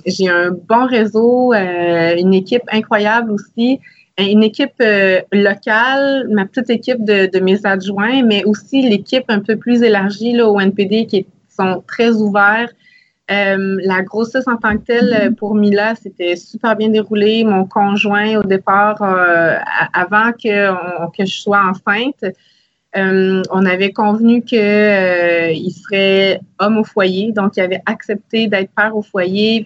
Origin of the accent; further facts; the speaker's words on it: Salaberry-de-Valleyfield, Quebec, Canada; j'ai grandi à Salaberry de Valleyfield